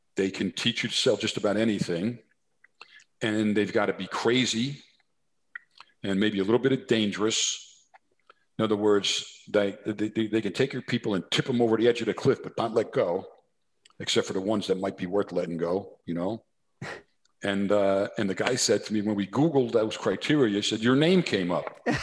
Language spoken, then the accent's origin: English; New Jersey, United States; accent: New Jersey; my New Jersey accent